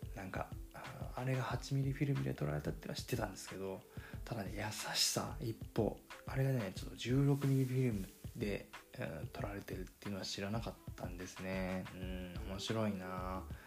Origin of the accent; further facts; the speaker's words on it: Fukuoka, Japan; accent: Hakata dialect; 僕、博多弁ネイティブなんで